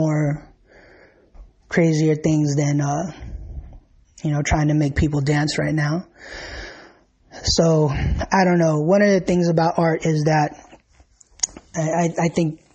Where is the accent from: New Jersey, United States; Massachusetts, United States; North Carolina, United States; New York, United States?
New York, United States; I'm from New York. I've always lived here.